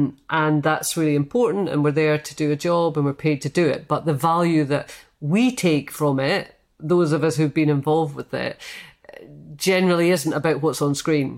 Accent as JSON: {"language": "English", "region": "Scotland", "country": "United Kingdom", "said": "And I think a lot of that is to do with being Scottish"}